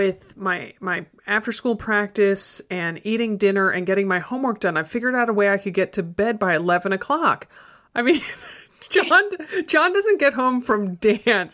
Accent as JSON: {"language": "English", "region": "Connecticut", "country": "United States", "tie": "born or raised there", "moved": "yes", "said": "I grew up in Connecticut"}